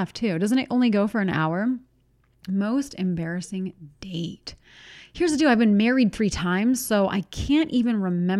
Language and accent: English; Pittsburgh, Pennsylvania, United States; like from where I'm from Pittsburgh. And people say jag off.